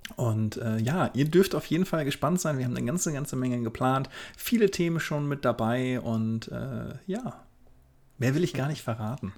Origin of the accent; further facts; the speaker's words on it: Oldenburg, Lower Saxony, Germany; Hochzeitsfotograf aus dem beschaulichen Oldenburg in Niedersachsen